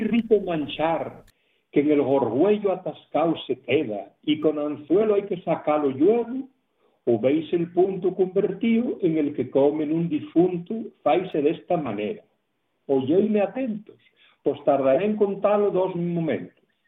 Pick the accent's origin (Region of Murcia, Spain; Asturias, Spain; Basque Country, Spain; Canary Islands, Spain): Asturias, Spain; lo que sufrimos los asturianos normalmente cuando salimos de Asturias